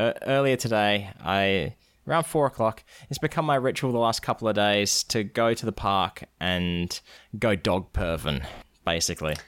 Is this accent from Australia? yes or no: yes; Australia; now in United States; I'm actually from Australia